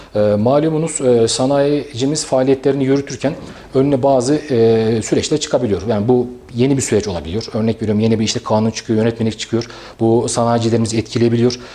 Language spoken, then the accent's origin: Turkish; Kayseri, Kayseri Province, Turkey; moved away as an adult; also born or lived in İncesu / Ankara / İzmir / Samsun; 84 Kayseri doğumluyum. Esa aslen İncesu'luyum. İncesu doğumluyum. Ee, ilk ve orta öğrenimi e, Kayseri'de tamamladım